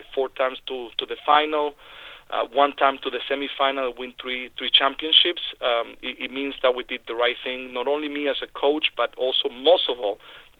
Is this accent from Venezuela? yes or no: yes; Venezuela; moved away; when I grew up in Venezuela